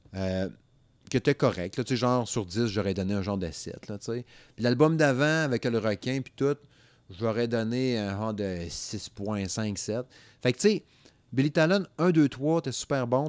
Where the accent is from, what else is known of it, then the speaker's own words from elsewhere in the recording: Quebec, Canada; moved away; dans ma région natale, n'est-ce pas? Le Saguenay-Lac-Saint-Jean